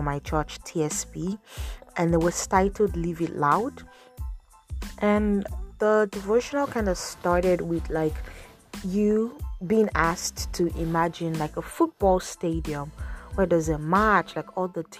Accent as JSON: {"language": "English", "country": "Nigeria", "moved": "yes", "lives_now": "Toronto, Canada", "said": "I'm a Nigerian blogger and podcaster based in Toronto."}